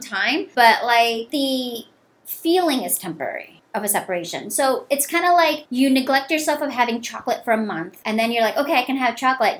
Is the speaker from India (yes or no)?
yes; India; now in United States; I'm Indian